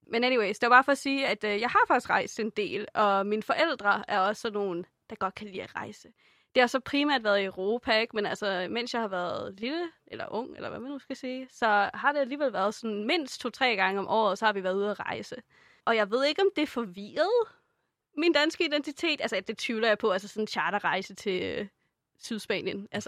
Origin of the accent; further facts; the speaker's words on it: Denmark; jeg er dansker af nationalitet